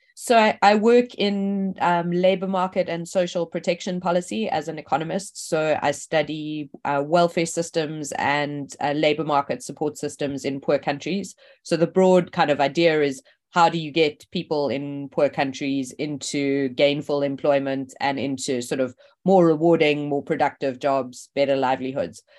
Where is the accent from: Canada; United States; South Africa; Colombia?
South Africa; moved away as an adult; also born or lived in Oxford; I grew up in South Africa